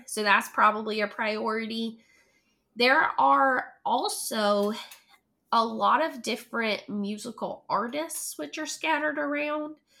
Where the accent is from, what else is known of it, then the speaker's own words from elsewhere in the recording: Hendersonville, North Carolina, United States; moved away as an adult; now in Charlotte, United States; I was also born and raised there.